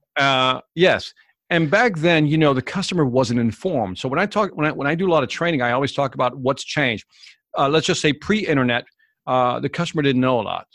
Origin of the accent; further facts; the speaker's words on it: Chicago, Illinois, United States; also born or lived in Puerto Rico; So my family's originally from Puerto Rico, but I was born in Chicago.